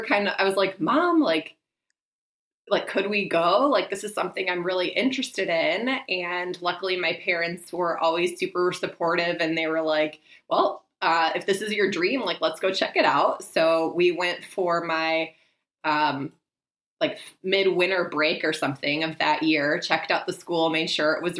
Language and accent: English; Michigan, United States; I grew up in Michigan